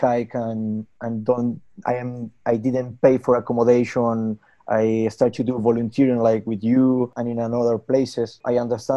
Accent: Argentina; English is a second language; moved away as an adult; I'm from Argentina.

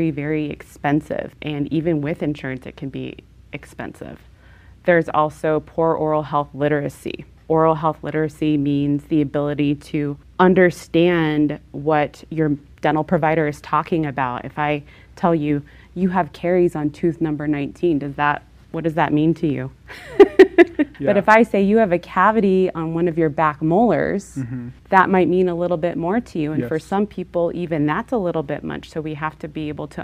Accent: Colorado, United States; I am born and raised in Colorado, about fifth generation Colorado native

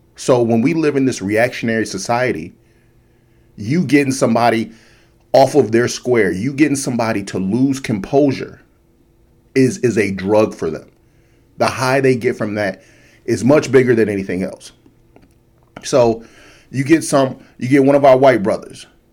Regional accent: United States; me as an American

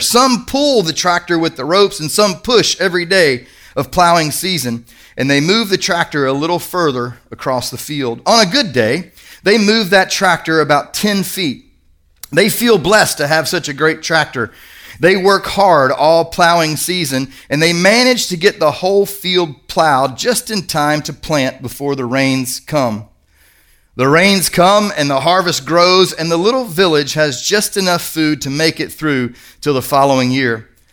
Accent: Kentucky, United States; I'm from Kentucky

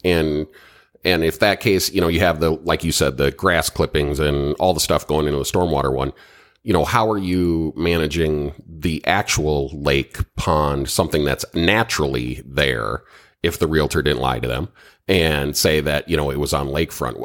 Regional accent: Minnesota, United States; now in Florida, United States; I'm from Minnesota originally

